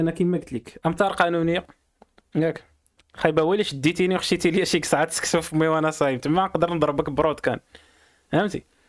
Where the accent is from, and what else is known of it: Morocco